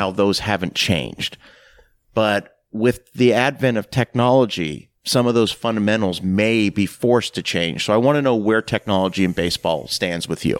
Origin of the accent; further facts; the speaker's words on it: Canada; moved away; also born or lived in rural Tennessee; growing up in Canada, and, and then moving to rural Tennessee.